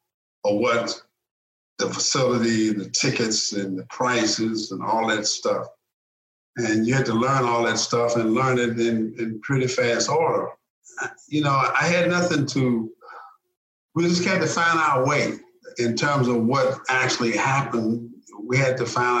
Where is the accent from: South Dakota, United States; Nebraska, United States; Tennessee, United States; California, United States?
Tennessee, United States; Memphis; A Southern guy, a boy from Memphis, Tennessee